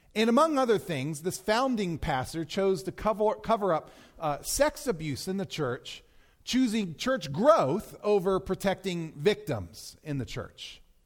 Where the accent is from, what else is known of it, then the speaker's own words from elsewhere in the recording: Maryland, United States; moved away; where I grew up in Maryland